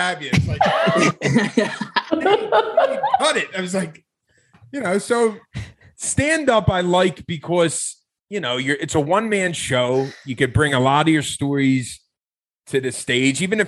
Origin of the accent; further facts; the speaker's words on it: Philadelphia, Pennsylvania, United States; moved away as an adult; also born or lived in Chicago; I'm from South Philly. I started comedy in South Philly. I grew up there, born and raised.